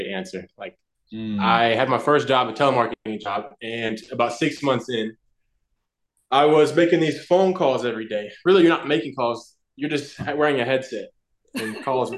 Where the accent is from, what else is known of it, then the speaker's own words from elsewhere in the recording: Nelsonville, Ohio, United States; moved away as an adult; now in California, United States; I'm actually from Nelsonville, Ohio. It's a small town